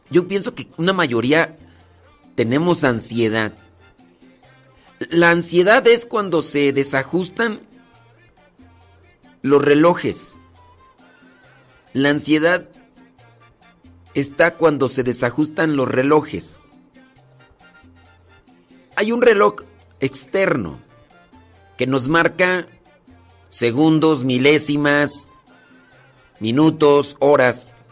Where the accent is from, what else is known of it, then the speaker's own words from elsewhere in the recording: State of Mexico, Mexico; en San Vicente Chicoloapan, Estado de México. En el Estado de México nací.